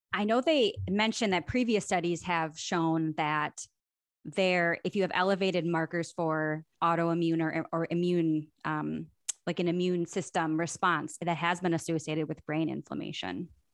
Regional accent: Milwaukee, Wisconsin, United States; I am from Milwaukee originally, Milwaukee, Wisconsin

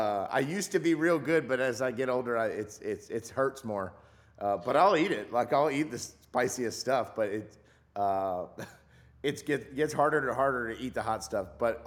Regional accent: Louisiana, United States; He grew up in it, and growing up in South Louisiana, you're just around food all the time. Everybody's a cook and everybody eats all the time.

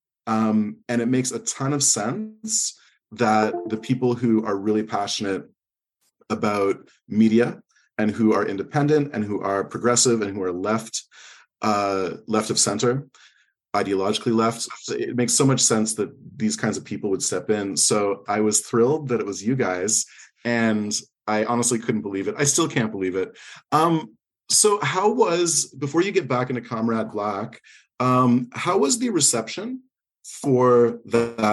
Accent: Edmonton, Alberta, Canada; moved away; also born or lived in Montreal; growing up in Edmonton

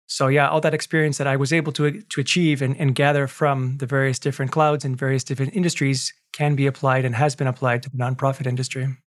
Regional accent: Canada; I have a Canadian passport, of course, because I was born in Canada

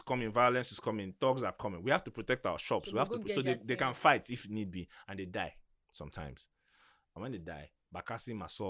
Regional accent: Aba, Abia, Nigeria; I remember growing up in Aba

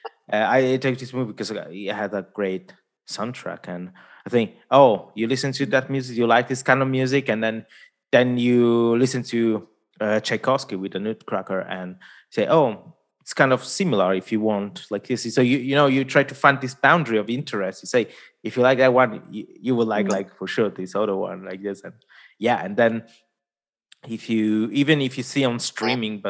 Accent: Italy; first language Italian; English is a second language; Italian, my mother tongue

